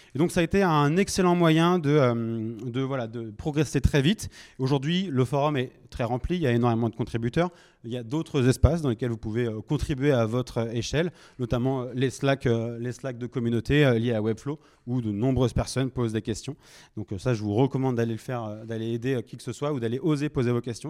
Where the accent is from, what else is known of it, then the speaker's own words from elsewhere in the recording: Nantes, Pays de la Loire, France; moi je suis originaire de Nantes